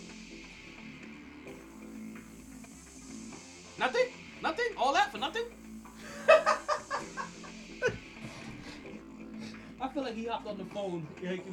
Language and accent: English; Jamaica; I'm Jamaican